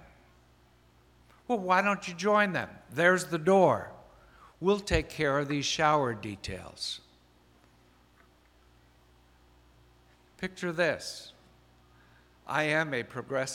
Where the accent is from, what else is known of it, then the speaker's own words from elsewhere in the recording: Iowa, United States; moved away; also born or lived in Virginia / Maryland; I'm from Iowa